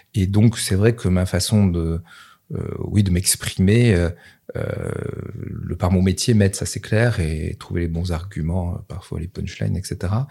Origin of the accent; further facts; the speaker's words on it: Nevers, Bourgogne-Franche-Comté, France; j'étais de Nevers